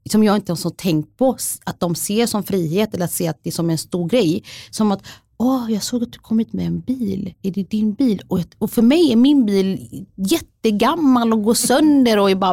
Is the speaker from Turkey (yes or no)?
no; Somalia; Swedish is a second language; now in Sweden; jag är somalier, jag är flykting, jag är skild. Jag bor med mina barn själv. Min familj är där